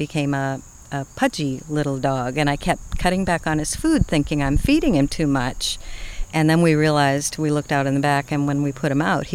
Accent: Boston, Massachusetts, United States; moved away as an adult; now in southern Indiana, United States; I'm from Boston

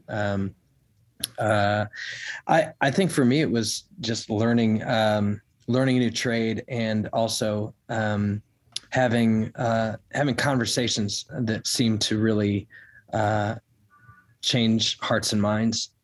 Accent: Chicago, Illinois, United States; now in Nashville, United States; I'm from the Chicago area originally

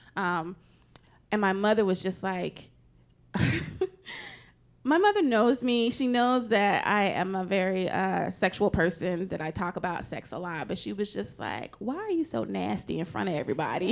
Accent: Nashville, Tennessee, United States; I'm from Nashville, Tennessee

